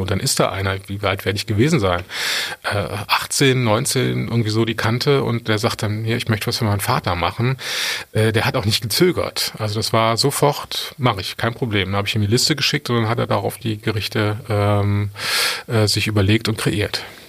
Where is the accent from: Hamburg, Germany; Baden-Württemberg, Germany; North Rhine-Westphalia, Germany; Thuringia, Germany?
North Rhine-Westphalia, Germany; Cologne; also born or lived in Adelaide, Australia; ich als Kölner